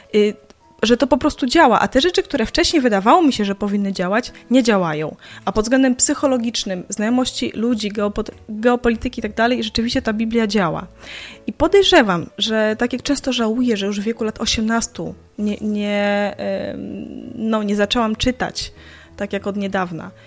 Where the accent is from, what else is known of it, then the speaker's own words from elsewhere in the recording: Białystok, Podlaskie Voivodeship, Poland; now in Lublin, Poland; z Białegostoku, mojego rodzinnego miasta